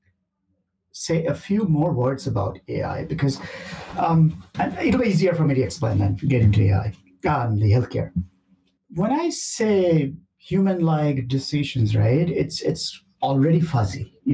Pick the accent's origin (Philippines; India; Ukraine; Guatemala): India; moved away; also born or lived in Canada; I'm originally from India